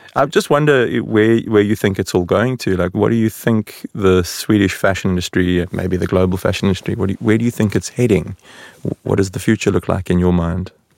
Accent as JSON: {"language": "English", "country": "South Africa", "moved": "yes", "lives_now": "Sweden", "said": "the South African in the room"}